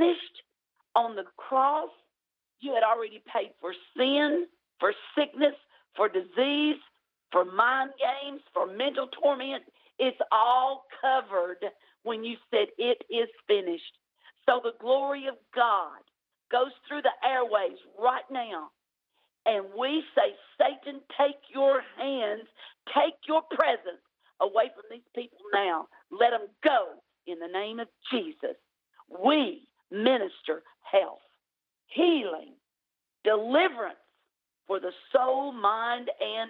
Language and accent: English; United States; I may sound like I'm from Tennessee, Alabama area, and I am. But I can't change my accent. I've been living here all my life.